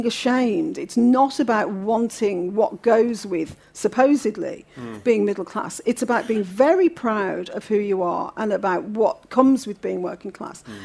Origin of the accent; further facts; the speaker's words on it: Birmingham, West Midlands, United Kingdom; accent: Brummie; my accent, I've got a Brummie accent